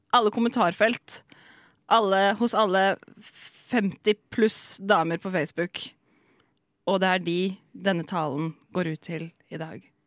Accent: Seljord, Telemark, Norway; moved away; hjemme i Seljord, hvor jeg kommer fra.

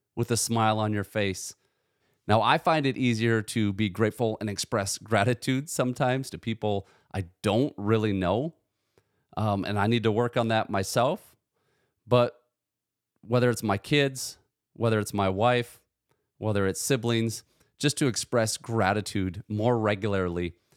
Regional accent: United States; I was born in the United States of America to two loving parents

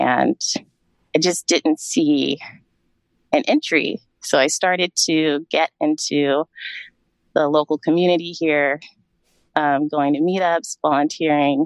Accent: Sacramento, California, United States; also born or lived in New York; I grew up in Sacramento, California. I was born and raised here.

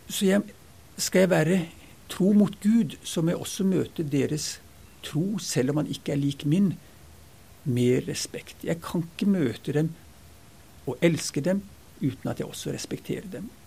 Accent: Ethiopia; now in Norway; jeg vokste opp langt ute i Afrika, den gangen Afrika var Afrika. Så flytta jeg på internat og bodde der i seks år

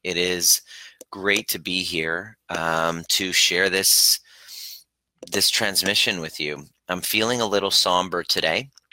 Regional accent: Stittsville, Ontario, Canada; also born or lived in Iran; I grew up in a primary, uh, primarily white neighborhood, uh, Stittsville, Ontario, Canada, just outside of Ottawa

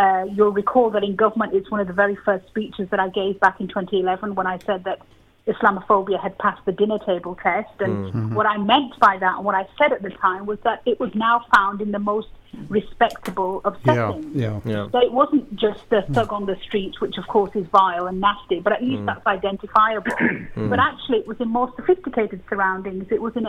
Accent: United Kingdom; I suppose what I'm interested in as a British citizen is that, having grown up through an era where I felt that we had started to really push back against racism

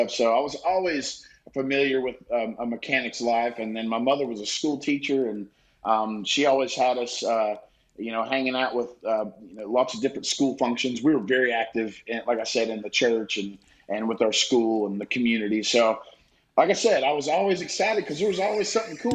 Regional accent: the South, United States; like I said, growing up in the South, um, learn to love everybody, learn to love family and community

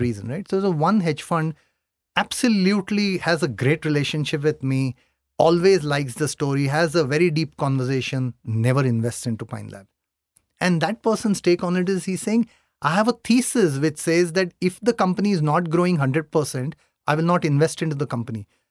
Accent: Mumbai, Maharashtra, India; I come from Bombay

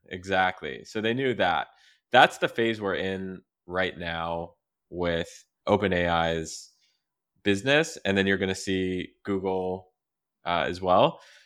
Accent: Quebec, Canada; growing up in Quebec

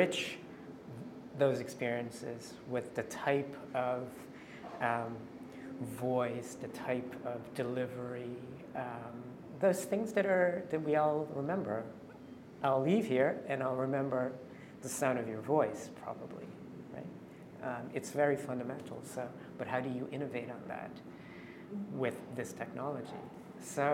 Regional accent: Canada; moved away; I'm Canadian

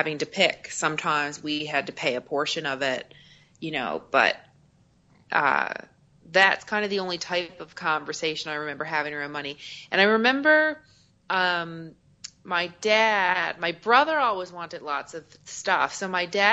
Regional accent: Newfoundland and Labrador, Canada; I'm from Eastern Canada, a place called Newfoundland

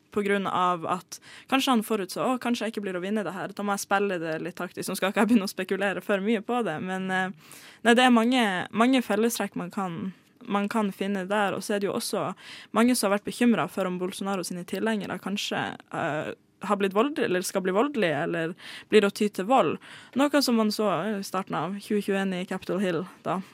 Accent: Tromsø, Troms, Norway; now in Oslo, Norway; jeg er jo ikke fra Oslo. Sånn. Jeg er fra Tromsø.

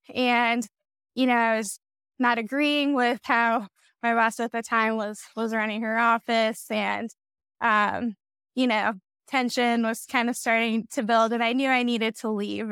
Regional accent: Wyoming, United States; I was born and raised in Wyoming

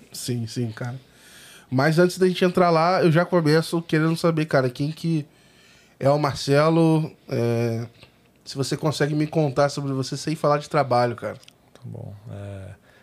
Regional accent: São Paulo, Brazil; Sou de São Paulo.

